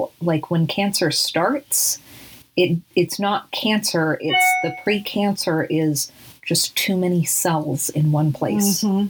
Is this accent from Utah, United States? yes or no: yes; Salt Lake City, Utah, United States; where I grew up in Salt Lake City